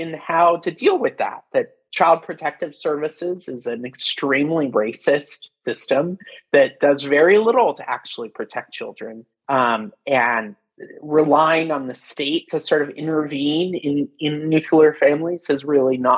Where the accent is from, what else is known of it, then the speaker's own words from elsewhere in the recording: Pacific Northwest, United States; I grew up in the Pacific Northwest, where there's a long history of hippies forming deliberate communities in the 1970s